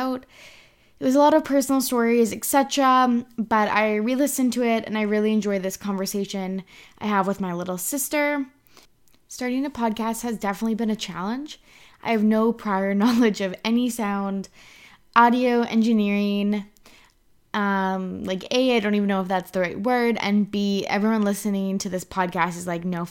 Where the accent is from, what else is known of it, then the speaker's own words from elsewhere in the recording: Kamloops, British Columbia, Canada; we're both from Kamloops, British Columbia, Canada.